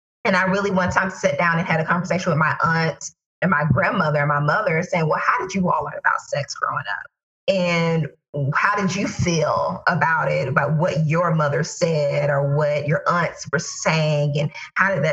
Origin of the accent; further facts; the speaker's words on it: Tallahassee, Florida, United States; my hometown of Tallahassee, Florida